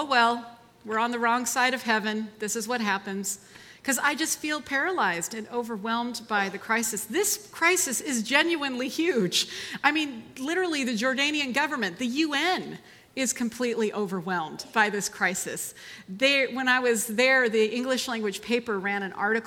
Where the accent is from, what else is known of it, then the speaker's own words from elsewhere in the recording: United States; I was born in America